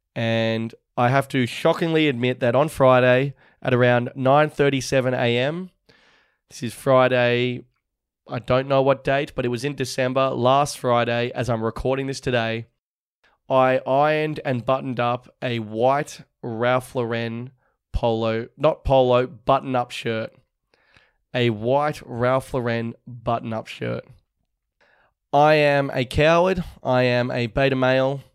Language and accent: English; Manly, New South Wales, Australia; back to Manly, my hometown